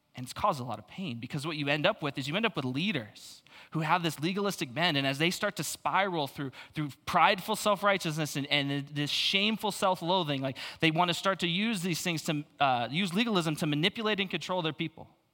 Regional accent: Phoenix, Arizona, United States; I grew up in Phoenix, though, so I'm super used to the suicide lanes

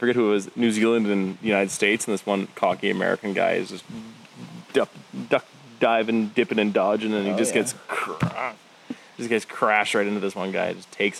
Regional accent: Northern Alberta, Canada; Because I grew up in Northern Alberta, we had a lot of rodeos.

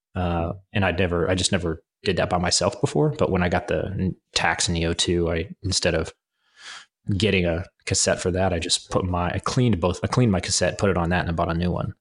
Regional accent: Kansas, United States; I'm from Kansas, from the, the prairie area, and then it's right next to the Flint Hills

